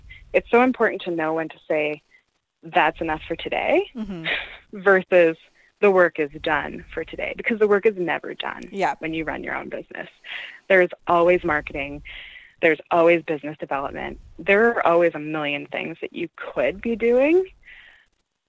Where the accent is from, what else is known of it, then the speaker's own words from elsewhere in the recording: Canada; I'm a first-generation Canadian, so my parents aren't from here